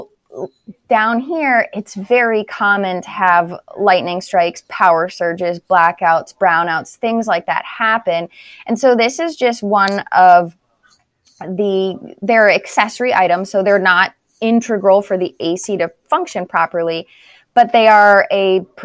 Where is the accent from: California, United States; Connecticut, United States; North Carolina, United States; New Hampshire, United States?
New Hampshire, United States; now in Florida, United States; I'm not originally from Florida. I'm from New Hampshire.